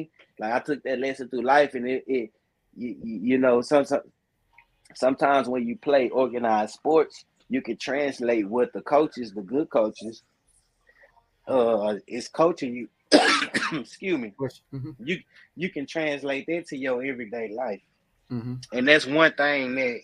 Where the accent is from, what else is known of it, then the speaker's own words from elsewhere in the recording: Dallas, Texas, United States; I'm a Texan. You know what I mean? I'm a Dallas Texan